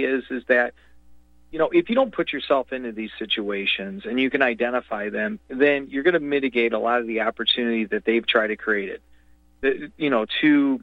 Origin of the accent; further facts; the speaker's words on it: United States; I'm an American